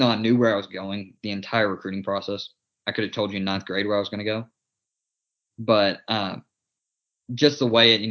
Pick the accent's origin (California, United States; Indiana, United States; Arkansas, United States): Arkansas, United States; Jonesboro; I'm playing in my hometown